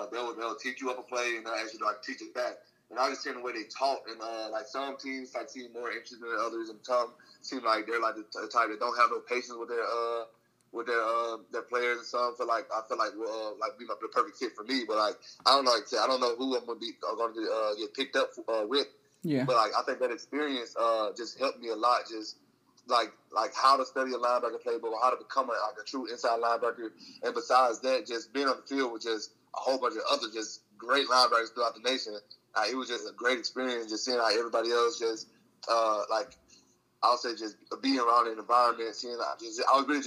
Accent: Mississippi, United States; My favorite team was the Saints growing up since I'm from Mississippi.

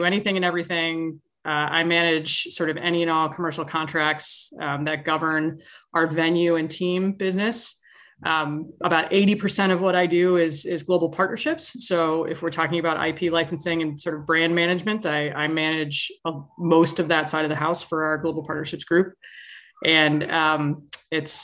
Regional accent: Chicago, Illinois, United States; moved away as an adult; also born or lived in San Diego / Los Angeles; I born and raised in Chicago.

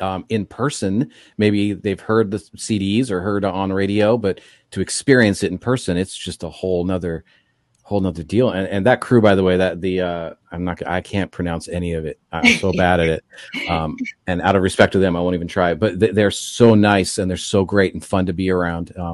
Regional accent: Seattle, Washington, United States; now in Los Angeles, United States; I grew up in Seattle, so I grew up going to the Kingdome as a Mariner fan.

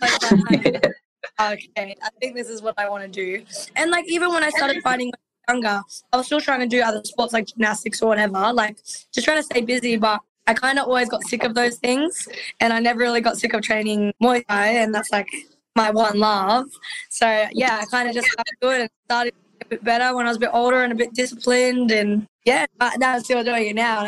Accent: Gold Coast, Queensland, Australia; I'm 19 and I'm from the Gold Coast, Australia.

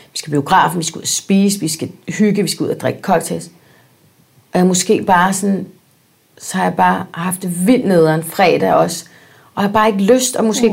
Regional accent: Spain; now in United States; da jeg var barn i Spanien

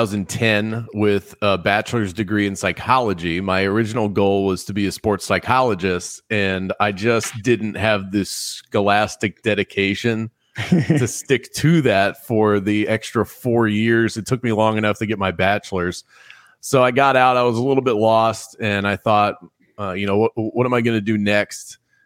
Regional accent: Fort Lauderdale, Florida, United States; also born or lived in Baltimore; I was originally born in Baltimore, Maryland. My entire extended family still lives up there. My immediate family, we moved down to South Florida and the Fort Lauderdale area. That's where I spent the majority of my childhood, so like 7 to 17.

